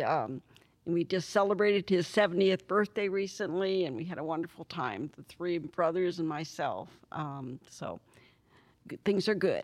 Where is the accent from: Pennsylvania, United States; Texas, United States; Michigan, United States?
Pennsylvania, United States; moved away; also born or lived in California; born and raised in Pennsylvania, uh, moved out of Pennsylvania in 1958 with my parents and I, and my three brothers, and moved to California